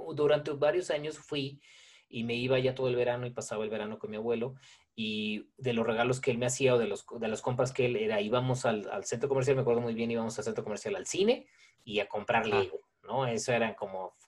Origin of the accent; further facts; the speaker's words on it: Guadalajara, Jalisco, Mexico; soy tapatío, he nacido aquí, siempre he vivido en Guadalajara